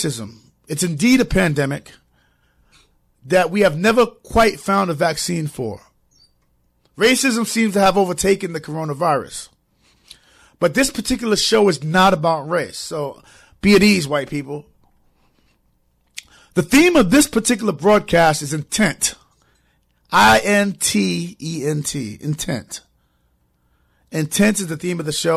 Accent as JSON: {"language": "English", "town": "New York City", "region": "New York", "country": "United States", "moved": "yes", "lives_now": "Connecticut, United States", "said": "But I'm from New York"}